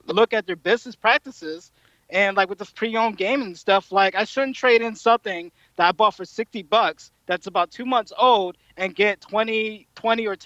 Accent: Atlantic City, New Jersey, United States; I'm from Jersey, Atlantic City

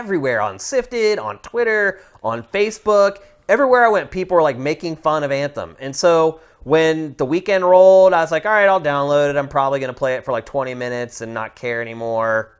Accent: Pennsylvania, United States; Pennsylvania. My home state

